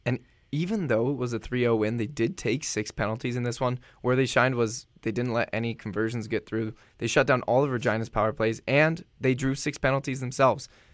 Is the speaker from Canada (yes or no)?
no; San Diego, California, United States; moved away; I'm from San Diego.